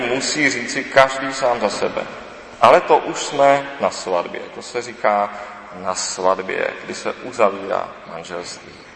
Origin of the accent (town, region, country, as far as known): Czechia